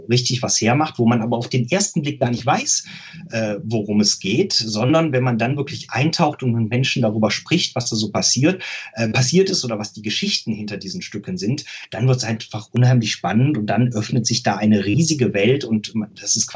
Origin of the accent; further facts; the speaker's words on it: Rhineland, Germany; Ich glaube, dass jemand der nicht aus dem Rheinland kommt, es hört, dass ich aus dem Rheinland komme, aber es ist jetzt keine besonders krasse Färbung.